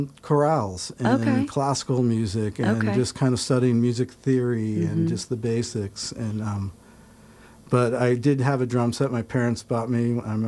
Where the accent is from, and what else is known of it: New Canaan, Connecticut, United States; born or raised there; moved away as an adult; also born or lived in Rome, New York